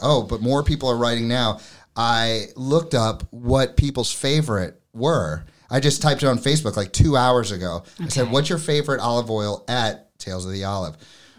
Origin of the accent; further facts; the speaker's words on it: New York City, New York, United States; moved away; I'm from New York City.